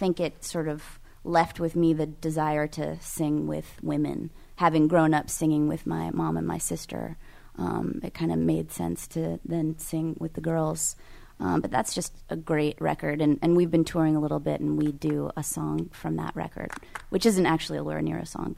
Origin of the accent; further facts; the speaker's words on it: California, United States; Well, I think it's important to understand California. I'm from California